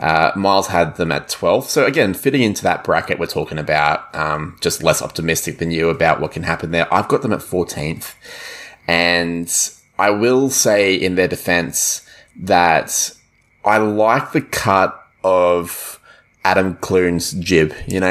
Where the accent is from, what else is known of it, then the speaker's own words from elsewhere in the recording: Queensland, Australia; I'm hoping, as a Queenslander